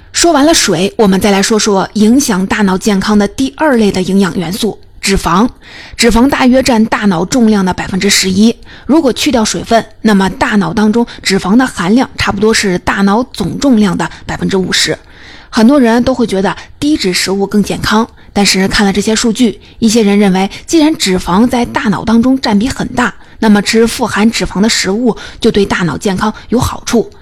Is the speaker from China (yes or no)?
yes; China; 我们中国人